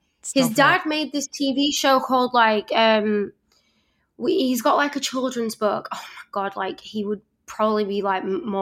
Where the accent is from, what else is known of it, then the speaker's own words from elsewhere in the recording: Leeds, Yorkshire and the Humber, United Kingdom; now in Los Angeles, United States; I'm from Leeds